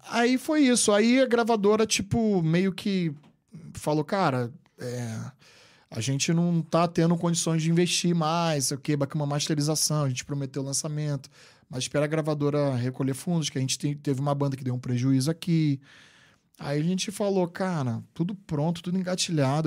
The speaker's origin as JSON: {"language": "Portuguese", "region": "Rio de Janeiro", "country": "Brazil", "tie": "born or raised there", "moved": "as an adult", "lives_now": "New York, United States", "said": "eu nasci no Rio de Janeiro capital mesmo, vim do bairro de Guadalupe, um bairro pobre do Rio de Janeiro"}